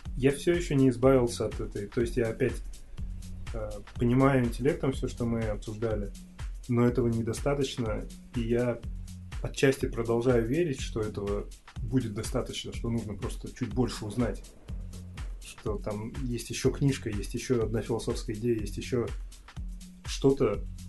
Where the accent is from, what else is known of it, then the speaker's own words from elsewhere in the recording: Kazakhstan; Я из Казахстана